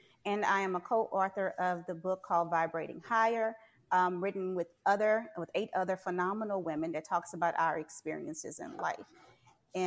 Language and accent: English; Port Allen, Louisiana, United States; also born or lived in New Roads, Louisiana / Baton Rouge, Louisiana / New Orleans, Louisiana; I am a native of Port Allen, Louisiana